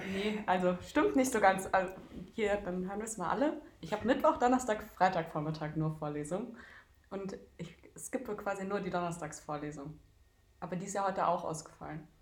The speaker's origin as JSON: {"language": "German", "town": "Darmstadt", "region": "Hesse", "country": "Germany", "moved": "as an adult", "lives_now": "Leipzig, Germany", "said": "Ich komme aus äh, Darmstadt und dort habe ich auch die letzten Jahre jetzt gelebt und studiert und bin vor zwei Monaten hier nach Leipzig gezogen"}